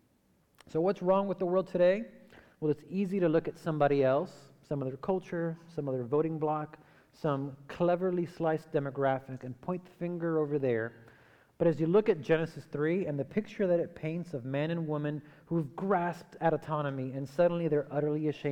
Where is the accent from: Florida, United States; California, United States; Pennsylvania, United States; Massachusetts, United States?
Florida, United States; Hialeah; moved away; I grew up in Miami, specifically a part of Miami that is called Hialeah.